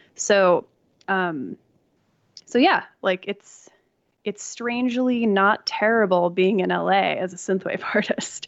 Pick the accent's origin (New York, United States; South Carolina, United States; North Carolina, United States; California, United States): New York, United States; now in Los Angeles, United States; I grew up in New York